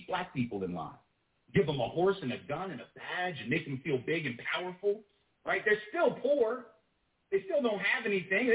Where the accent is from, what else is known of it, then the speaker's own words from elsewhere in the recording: the South, United States; I'm from the South, right? My people, the elite in my part of the country